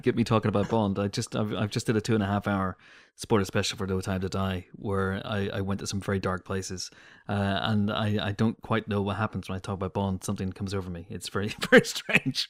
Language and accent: English; United Kingdom; growing up in Britain